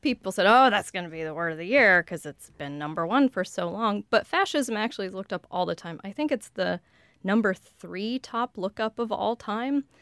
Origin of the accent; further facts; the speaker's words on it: outside of Denver, Colorado, United States; accent: general Western American; first language English; I grew up outside of Denver, but I grew up speaking what's called general Western dialect